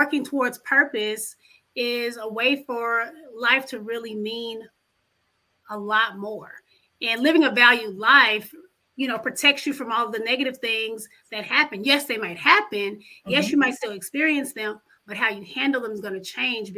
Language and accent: English; Dallas, Texas, United States; also born or lived in Houston, Texas / New York; I grew up here in Dallas, Texas, been educated in Houston and New York